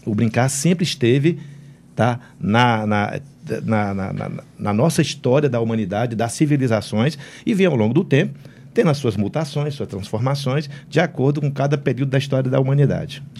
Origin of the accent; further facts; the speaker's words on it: Senador Pompeu, Ceará, Brazil; eu sou do interior do estado do Ceará, sou de senador Pompeu